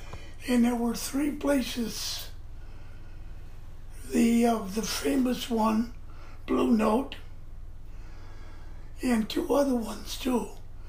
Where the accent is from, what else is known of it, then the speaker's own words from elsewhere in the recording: Muskegon, Michigan, United States; also born or lived in Holland, Michigan; Well, I come from Muskegon.